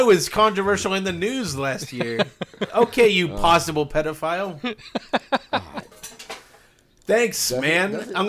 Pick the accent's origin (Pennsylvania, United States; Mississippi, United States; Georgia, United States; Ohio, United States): Ohio, United States; I mean, technically, I'm from the South. I mean, I was. Now I'm a Yankee. Everybody knows Southern Ohio is the bastion of Northern ideals.